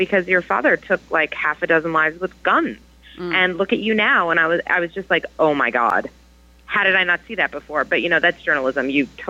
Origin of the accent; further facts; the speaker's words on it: California, United States; now in New York, United States; It was only when I moved to New York because I grew up in California.